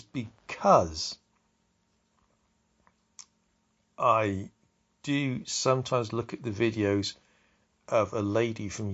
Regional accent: Wiltshire, South West England, United Kingdom; I come from Wiltshire.

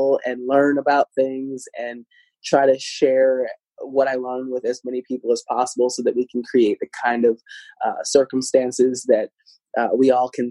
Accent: Midwest, United States; I grew up in the Midwest. I'm Midwesterner at heart.

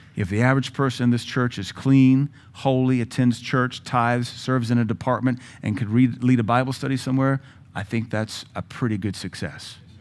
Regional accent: Pacific Northwest, United States; also born or lived in the South (US) / Pittsburgh, Pennsylvania; now in Cookeville, United States; I was raised in the Pacific Northwest by way of the South

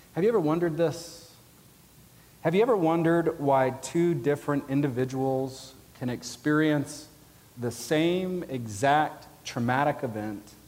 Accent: Georgia, United States; I'm from Georgia.

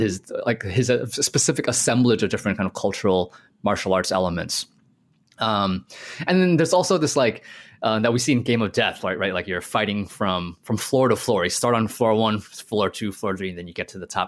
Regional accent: United States; a lot of Asian American males, including myself, like growing up in the United States

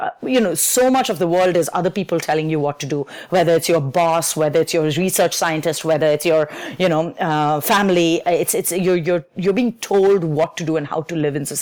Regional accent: India; moved away as an adult; I grew up in India, and my entire schooling up to high school was very force-fed

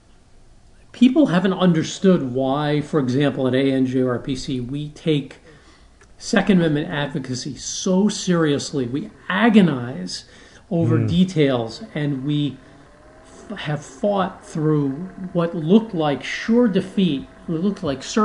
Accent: New York City, New York, United States; I grew up in New York City

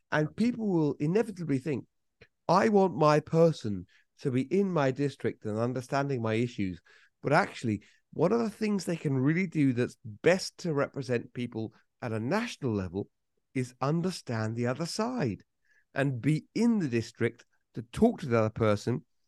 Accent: United Kingdom; I'm British

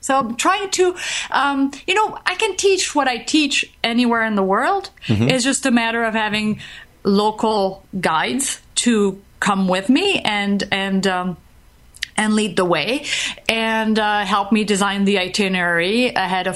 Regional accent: France; now in Minneapolis, United States; I'm from France, and actually I live in the States, but I'm a resident alien. I'm still a French citizen.

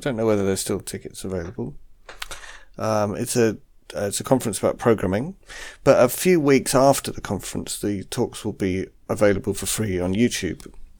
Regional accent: England, United Kingdom

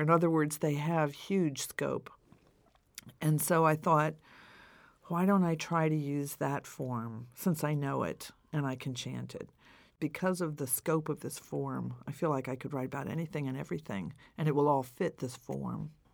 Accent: New York, United States; I'm from New York

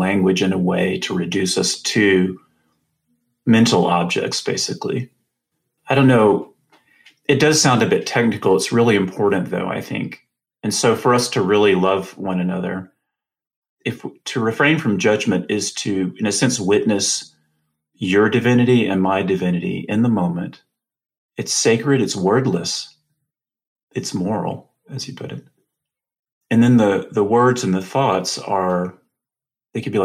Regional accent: the American South, United States; I'm from the South, the American South

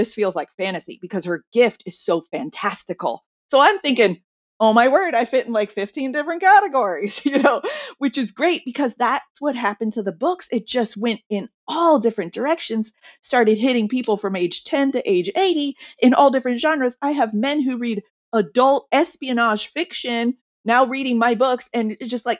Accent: Seattle, Washington, United States; moved away as an adult; also born or lived in China; I'm also from Seattle

